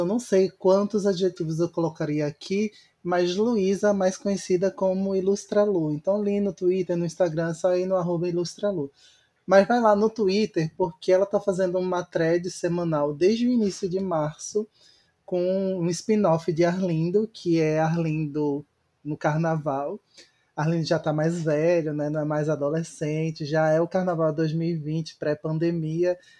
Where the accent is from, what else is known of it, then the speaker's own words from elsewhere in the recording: Recife, Pernambuco, Brazil; Eu, como recifense